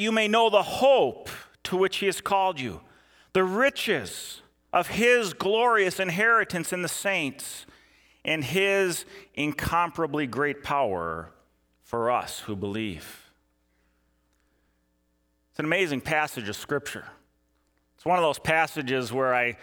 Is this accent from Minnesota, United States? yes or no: yes; Eden Prairie, Minnesota, United States; I was working at a grocery store back in my hometown of Eden Prairie